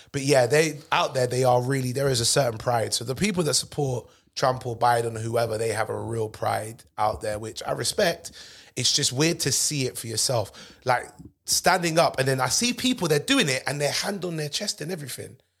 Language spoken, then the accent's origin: English; United Kingdom; I'm British.